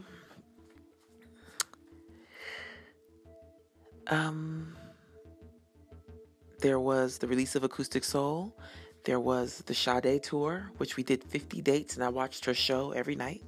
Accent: Denver, Colorado, United States; moved away; I was born and raised in Denver

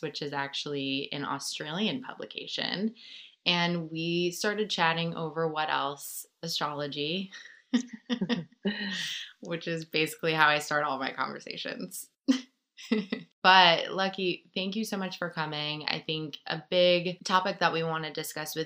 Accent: Rochester, New York, United States; I grew up in Rochester

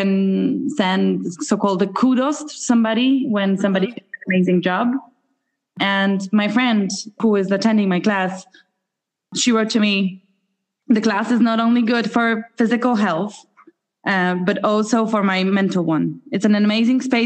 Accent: Poland; moved away as an adult; now in Dublin, Ireland; I'm from Poland myself.

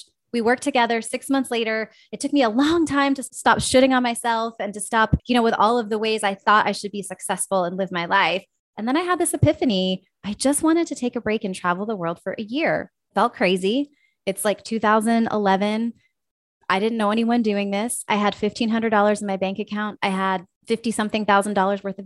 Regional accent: West Virginia, United States; moved away; also born or lived in Minnesota; I actually grew up in West Virginia

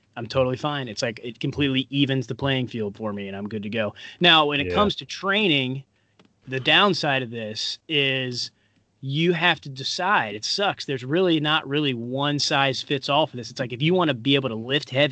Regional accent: Paducah, Kentucky, United States; my hometown in Paducah, Kentucky

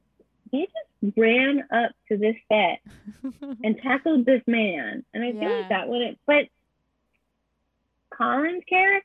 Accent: California, United States; I don't think my high school is like that anymore in California.

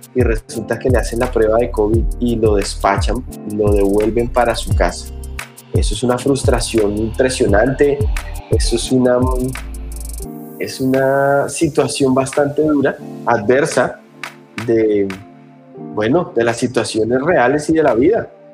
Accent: Colombia; somos colombianos

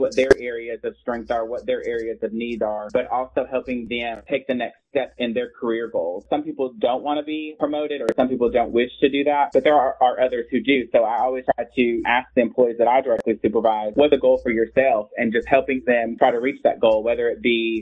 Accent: Illinois, United States; now in Tennessee, United States; I'm from Illinois and we have a huge farming industry

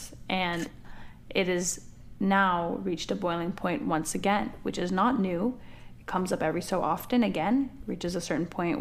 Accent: Canada; My family's from the southern part of the country, and I was born and raised in Canada.

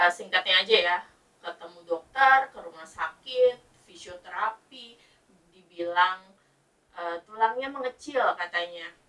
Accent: Bekasi, West Java, Indonesia; BPJS itu nggak bisa cover untuk kita kalau di Jakarta gitu kan ya karena aku orang Bekasi jadi oh. BPJS-nya dipakainya di Bekasi.

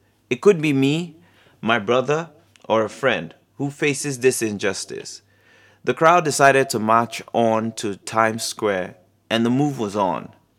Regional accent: Nigeria; now in Brazzaville, Republic of the Congo; I am from Nigeria. I am a documentary photographer, and I'm currently living and working in the Republic of Congo, Brazzaville.

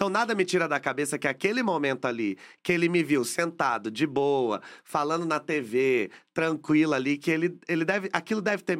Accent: Caçapava, São Paulo, Brazil; now in São Paulo, Brazil; Mas quando a gente. Quando eu saí de Caçapava e vim para São Paulo

